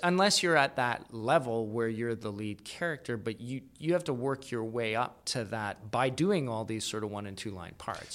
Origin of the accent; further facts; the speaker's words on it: Calgary, Alberta, Canada; moved away as an adult; also born or lived in Kingston; was born in Calgary, grew up there